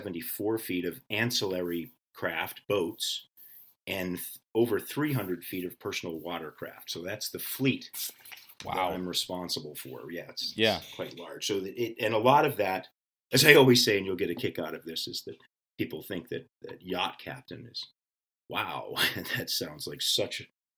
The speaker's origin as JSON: {"language": "English", "region": "New England", "country": "United States", "tie": "born or raised there", "said": "And I too am a New Englander. I grew up in all of the New England states. We moved around quite a bit"}